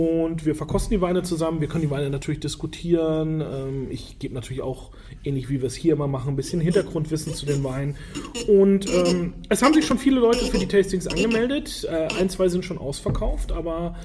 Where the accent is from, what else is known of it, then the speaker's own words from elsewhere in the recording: Franconia, Bavaria, Germany; now in Hamburg, Germany; meine Heimat sozusagen, ins schöne Frankenland, äh, direkt nach Würzburg